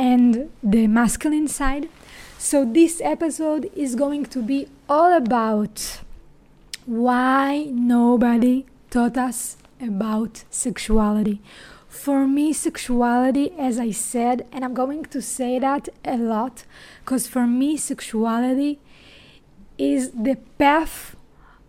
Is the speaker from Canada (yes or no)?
no; Israel; accent: Israeli; English is a second language; my accent, if you asked yourself, what is that? So I'm an Israeli.